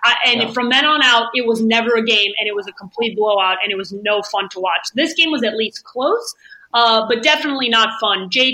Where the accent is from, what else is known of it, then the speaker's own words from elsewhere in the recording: Chicago, Illinois, United States; moved away; I grew up in Chicago